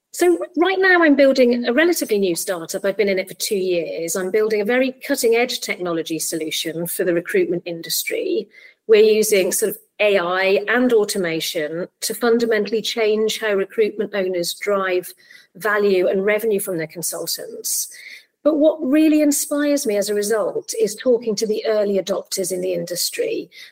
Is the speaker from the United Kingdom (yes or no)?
yes; Barry, Wales, United Kingdom; also born or lived in Cardiff; I'm actually from Barry. That's my hometown. I was born in Cardiff and I, I grew up in South Wales.